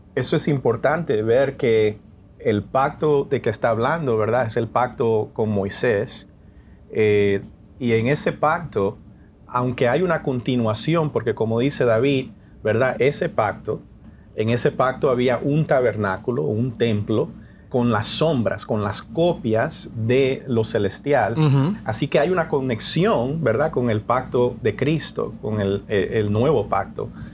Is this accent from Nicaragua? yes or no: yes; Nicaragua; moved away; Yo soy nicaragüense, de origen nicaragüense